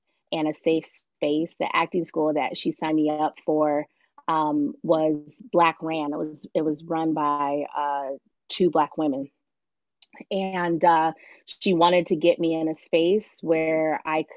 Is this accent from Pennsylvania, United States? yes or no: no; Los Angeles, California, United States; I'm originally from Los Angeles, California, and I was raised by my mom, who was a single parent. And, you know, life in LA was difficult